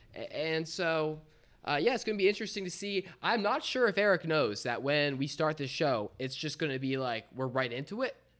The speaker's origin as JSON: {"language": "English", "region": "Delaware", "country": "United States", "said": "we're Delaware, we're from Delaware"}